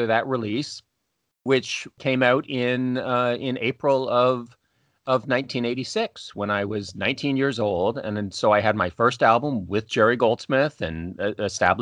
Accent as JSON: {"language": "English", "area": "just outside of Toronto", "region": "Ontario", "country": "Canada", "tie": "born or raised there", "said": "originally from Canada. I'm Canadian, grew up just outside of Toronto"}